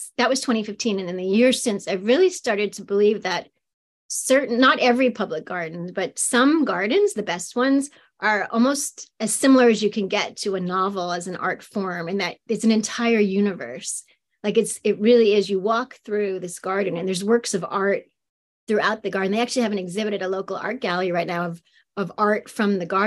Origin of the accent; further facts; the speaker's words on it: New York City, New York, United States; also born or lived in Austin, Texas; now in Philadelphia area, United States; I grew up in Queens in New York City